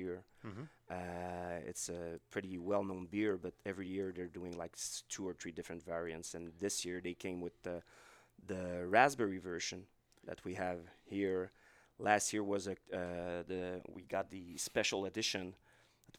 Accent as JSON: {"language": "English", "region": "Quebec", "country": "Canada", "said": "I'm from Quebec"}